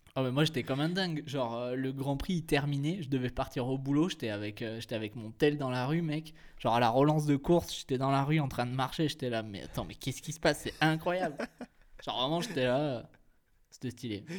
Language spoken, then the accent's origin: French; France; on est français